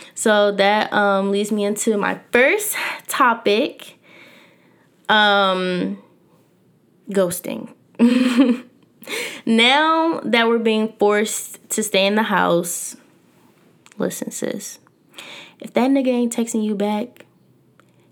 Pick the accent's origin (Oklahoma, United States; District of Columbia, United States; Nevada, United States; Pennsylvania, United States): Pennsylvania, United States; Philadelphia; I was born and raised here in North Philadelphia